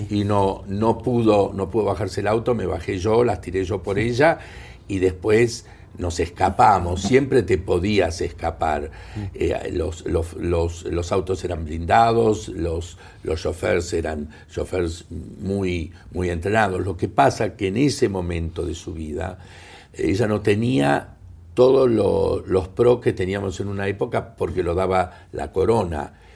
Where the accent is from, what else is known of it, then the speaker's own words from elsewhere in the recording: Argentina; moved away; siendo ciudadano argentino, no residente, pero argentino